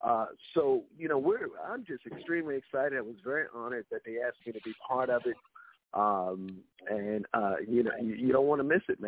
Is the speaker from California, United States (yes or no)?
no; New York City, New York, United States; moved away as an adult; now in Atlanta, United States; Well, first of all, I'm currently in Atlanta, but I'm from Harlem. So went to high school right on 124th and Lenox, Rice High School.